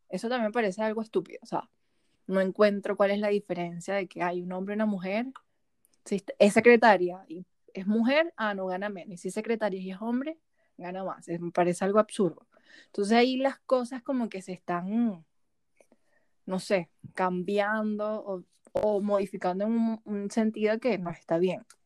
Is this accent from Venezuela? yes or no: yes; Venezuela; moved away; venimos de Venezuela